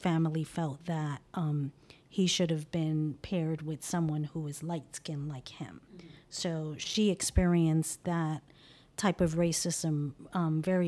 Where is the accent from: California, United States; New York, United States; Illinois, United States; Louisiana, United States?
New York, United States; New York City; I was born in Brooklyn